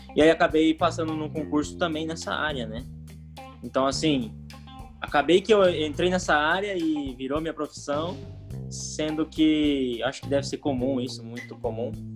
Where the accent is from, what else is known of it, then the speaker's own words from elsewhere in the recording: Foz do Iguaçu, Paraná, Brazil; Eu nasci em Foz do Iguaçu, Paraná, resido aqui em Foz do Iguaçu, Paraná ainda